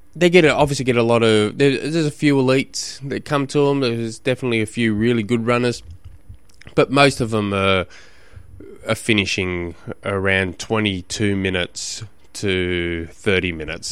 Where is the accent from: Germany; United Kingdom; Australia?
Australia; Launceston, Tasmania; 'cause I come from Tasmania, just in Launceston alone